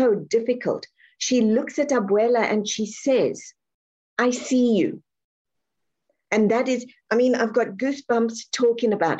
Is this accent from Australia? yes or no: no; South Africa; I'm born and raised South African.